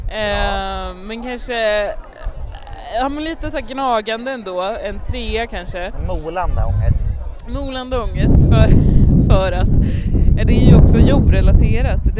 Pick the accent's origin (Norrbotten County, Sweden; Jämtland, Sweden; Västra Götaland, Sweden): Västra Götaland, Sweden; min kompis Martin brukar alltid, när han ska vara västgötsk, vi är ju från Västergötland.